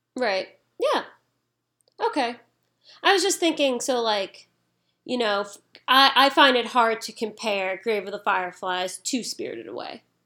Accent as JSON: {"language": "English", "country": "United States", "said": "I'm from America"}